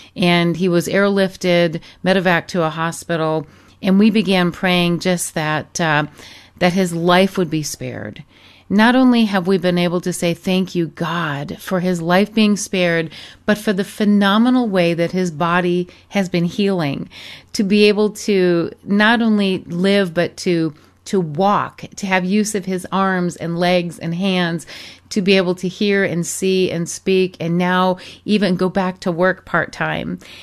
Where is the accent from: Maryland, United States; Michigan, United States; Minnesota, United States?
Michigan, United States; moved away as an adult; also born or lived in Arizona / Europe; I grew up in Michigan